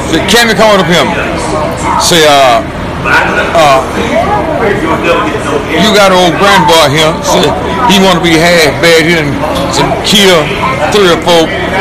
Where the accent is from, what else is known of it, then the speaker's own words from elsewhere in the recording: Jackson and Grove Hill, Alabama, United States; moved away as an adult; also born or lived in Los Angeles / Chicago / Detroit; my hometown, Jackson and Grove